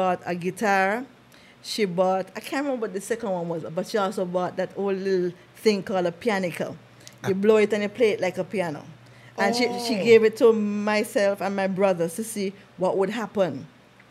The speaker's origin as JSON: {"language": "English", "country": "Jamaica", "tie": "born or raised there", "said": "I was born in Jamaica"}